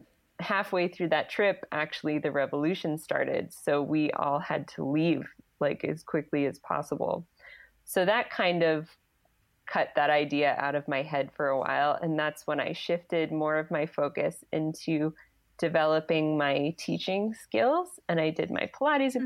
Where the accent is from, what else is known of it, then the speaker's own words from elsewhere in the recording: outside of Philadelphia, Pennsylvania, United States; I grew up like outside of Philadelphia.